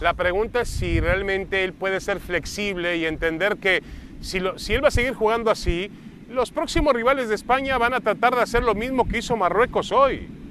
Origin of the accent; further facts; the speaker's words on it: Mexico; nosotros venimos de México, Mauricio y yo de un país donde estamos acostumbrados que cuando juega